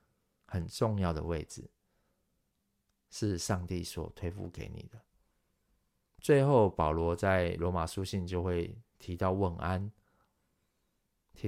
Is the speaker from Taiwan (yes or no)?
yes; Taiwan; 如今传到我们台湾人、亚洲人、中国人的身上，我们其实也要好好的把它传传递下去。